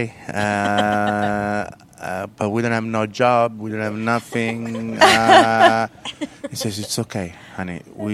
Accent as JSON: {"language": "English", "town": "Naples", "region": "Campania", "country": "Italy", "tie": "born or raised there", "also_born_or_lived": "New York, United States", "second_language": "English", "moved": "as an adult", "lives_now": "Charlotte, United States", "said": "I was born and raised in South Italy"}